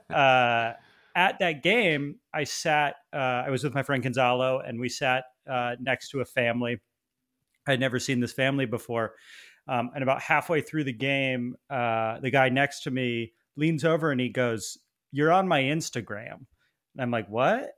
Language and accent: English; East Coast, United States; moved away; I grew up on the East Coast